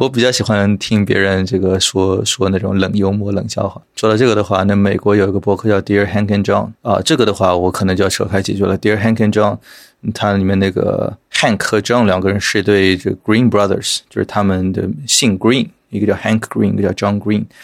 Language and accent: Chinese; Shanghai, China; 我从小的确是在上海出生和长大的。但是因为我从上中学开始，我的同桌啊什么的，就是外地人为主，所以我上海话都不是很利索了。 啊，就身边的朋友也是大部分都是外地的朋友。 所以，呃，对，我是一个可能已经有一点洋泾浜的上海人